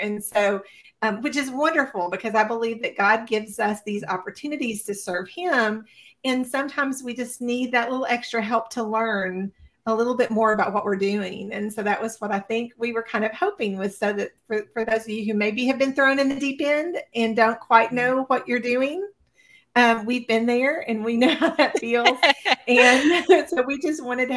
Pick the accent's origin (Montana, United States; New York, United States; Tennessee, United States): Tennessee, United States; I was born and raised in Tennessee